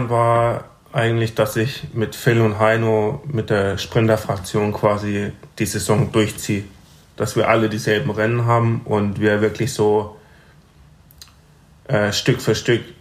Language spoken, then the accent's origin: German; Breisach, Baden-Württemberg, Germany; also born or lived in Freiburg; ich bin hier geboren und in Breisach aufgewachsen.